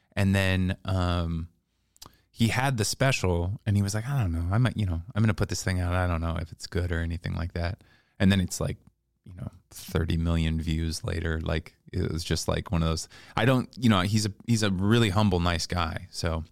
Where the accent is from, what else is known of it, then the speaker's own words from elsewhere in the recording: Seattle, Washington, United States; also born or lived in Bellingham; now in New York, United States; I'm from Seattle